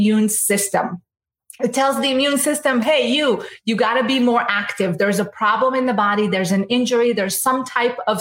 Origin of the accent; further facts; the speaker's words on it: Israel; now in United States; And I'm from Israel, so I know a good amount about the Mediterranean diet